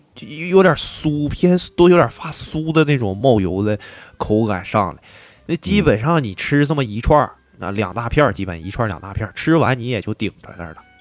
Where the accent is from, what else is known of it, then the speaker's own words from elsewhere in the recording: northeastern China, China; 咱们东北人